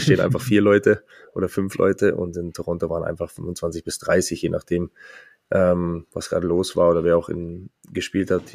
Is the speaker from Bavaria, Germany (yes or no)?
yes; Munich, Bavaria, Germany; moved away as an adult; also born or lived in Geretsried / Bad Tölz; now in Mannheim, Germany; geboren 16.02.88 in München, ähm, gebürtiger Bayer